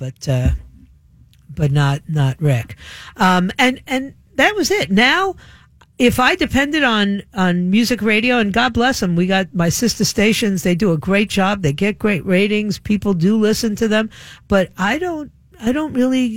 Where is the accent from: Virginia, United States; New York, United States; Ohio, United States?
New York, United States; moved away; I was a kid growing up in New York.